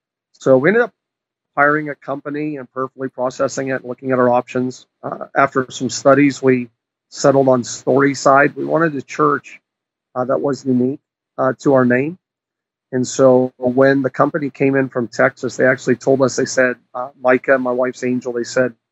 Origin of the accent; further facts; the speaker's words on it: New Brunswick, Canada; also born or lived in Prince Edward Island / Quebec / British Columbia; now in Ohio, United States; I was actually, I was born and raised in Canada. People often ask me which part, and I tell them my whole body, but that's not funny. I was born in New Brunswick.